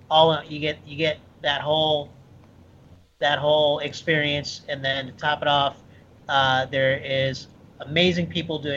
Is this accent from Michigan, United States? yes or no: yes; Michigan, United States; also born or lived in Ohio; No, I'm originally from Midwest, Michigan and Ohio.